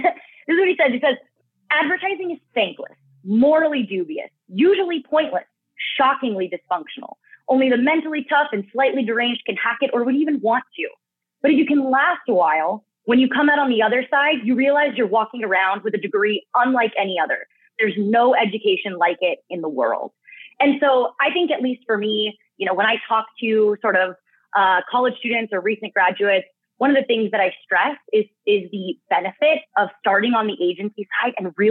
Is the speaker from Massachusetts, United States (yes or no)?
no; San Diego, California, United States; I got my start over at a full service creative agency in San Diego, back in my hometown, called Vitro